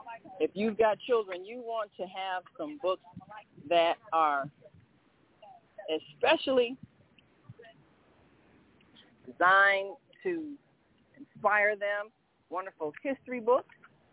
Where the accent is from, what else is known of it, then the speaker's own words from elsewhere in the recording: Detroit, Michigan, United States; Well, I am from Detroit. I've been doing this for 15 years.